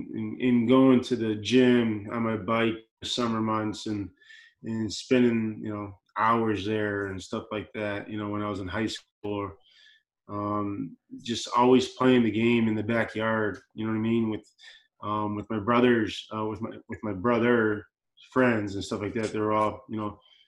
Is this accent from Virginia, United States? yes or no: no; Chicago, Illinois, United States; moved away; I grew up in Chicago, so you know, Bear fan